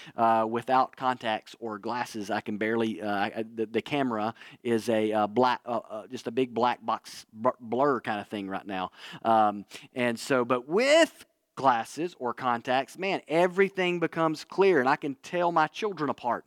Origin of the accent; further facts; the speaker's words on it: Northwest Alabama, United States; moved away; where I grew up in Northwest Alabama